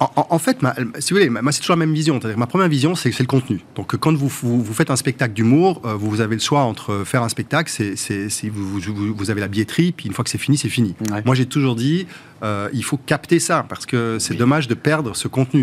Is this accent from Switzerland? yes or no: yes; Montreux, Vaud, Switzerland; moved away as an adult; now in Paris, France; C'est chez moi, moi, j'ai grandi à Montreux.